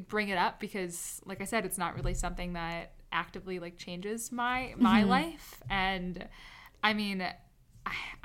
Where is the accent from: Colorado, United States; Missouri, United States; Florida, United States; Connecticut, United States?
Connecticut, United States; I grew up in Connecticut